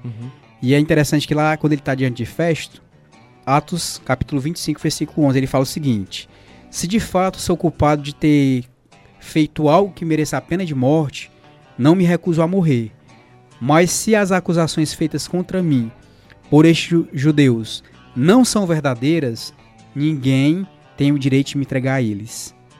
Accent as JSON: {"language": "Portuguese", "town": "Nova Russas", "region": "Ceará", "country": "Brazil", "tie": "born or raised there", "moved": "yes", "lives_now": "Sobral, Brazil", "said": "eu sou natural aqui de Nova Russas, mas atualmente moro em Sobral"}